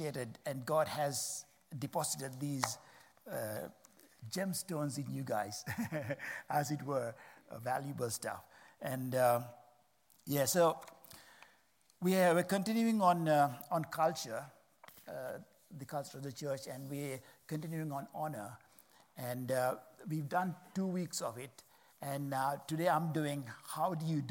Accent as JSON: {"language": "English", "country": "Sri Lanka", "said": "I'm from Sri Lanka"}